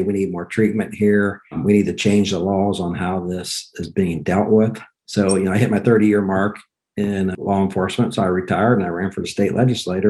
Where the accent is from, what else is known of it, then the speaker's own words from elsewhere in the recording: Dayton, Ohio, United States; I was born in Dayton, Ohio, lifelong Catholic